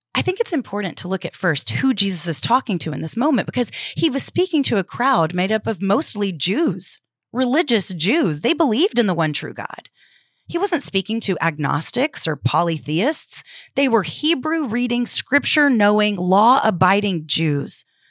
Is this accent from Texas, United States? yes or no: yes; Houston, Texas, United States; moved away; I was back in my hometown of Houston